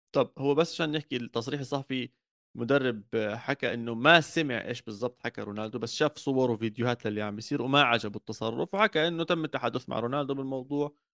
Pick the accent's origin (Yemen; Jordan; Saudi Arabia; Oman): Jordan; انا كاردني